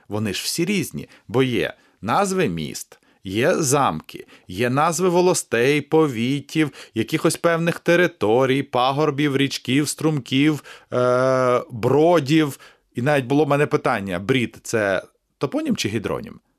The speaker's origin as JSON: {"language": "Ukrainian", "town": "Kamianets-Podilskyi", "region": "Khmelnytskyi Oblast", "country": "Ukraine", "tie": "born or raised there", "moved": "as an adult", "lives_now": "Kyiv, Ukraine", "said": "Людиною з Поділля і ніколи не соромлюся того, що я народився на Поділлі, в Кам'янці-Подільському."}